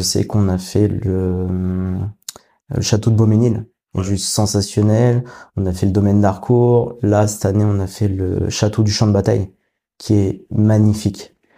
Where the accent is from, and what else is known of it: Paris region, Île-de-France, France; moved away as an adult; now in Rouen, France